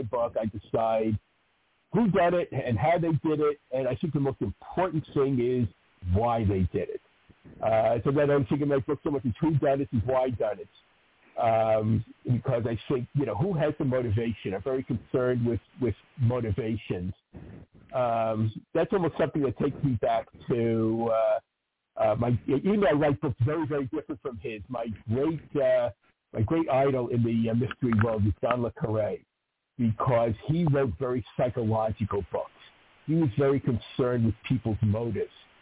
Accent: New York City, New York, United States; growing up in New York

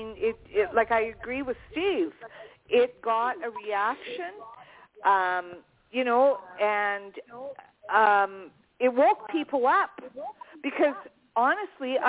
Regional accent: Canada

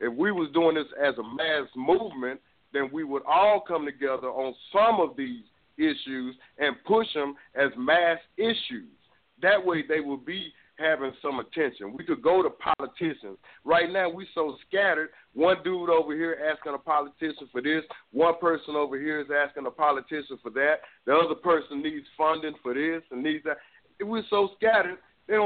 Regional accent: Dallas, Texas, United States; I'm from South, I'm in Dallas, Texas.

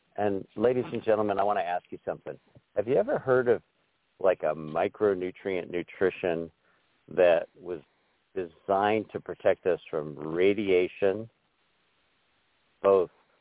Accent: Glenwood Springs, Colorado, United States; now in Wyoming, United States; I'm in this little town called Glenwood Springs

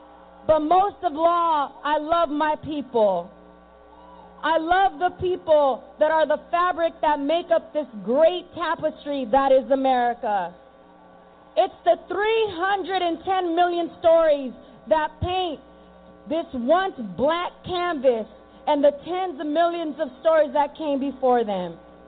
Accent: New York City, New York, United States; born there; I was born in Harlem in New York City in the 1980s when the crack epidemic tore through our communities and destroyed our families.

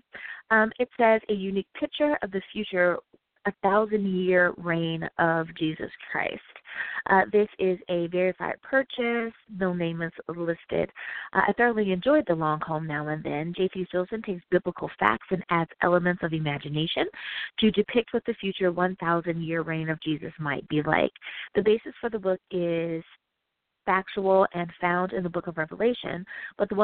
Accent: United States; my home country, the U.S.

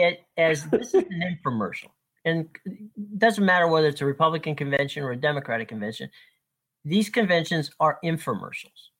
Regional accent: Lutz, Florida, United States; I grew up and lived in Lutz

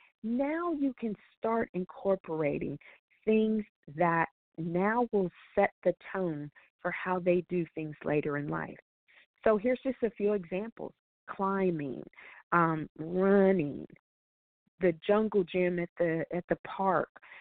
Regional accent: Colorado, United States; I grew up in Colorado, so skiing is a part of my teen years

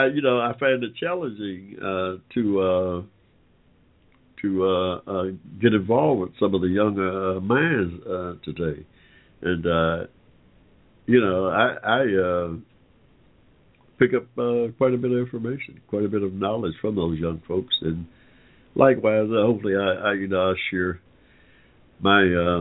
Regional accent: Georgia, United States; We have been here in Georgia

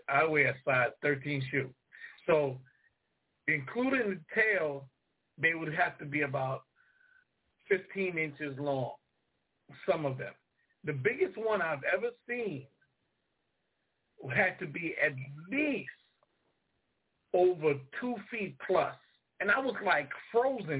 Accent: New York, United States; moved away; also born or lived in North Carolina; I'm from New York.

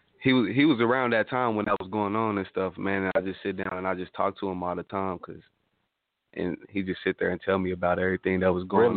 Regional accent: Tulsa, Oklahoma, United States

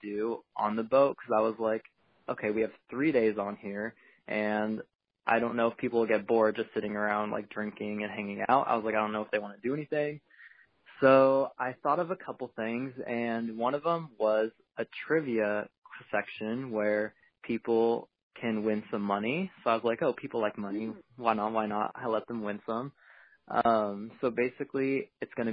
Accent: Portland, Oregon, United States; I'm from Portland, Oregon

